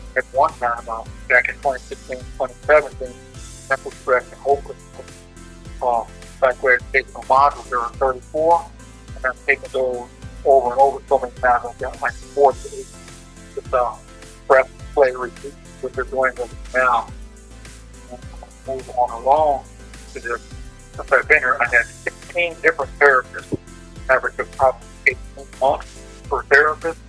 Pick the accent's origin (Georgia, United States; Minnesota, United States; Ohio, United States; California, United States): Minnesota, United States; Minneapolis; being African American from North Minneapolis